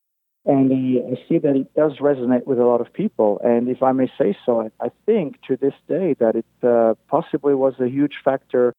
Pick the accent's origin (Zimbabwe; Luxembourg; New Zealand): Luxembourg; moved away as an adult; now in Las Vegas, United States; Growing up in Europe, growing up in such a small country as Luxembourg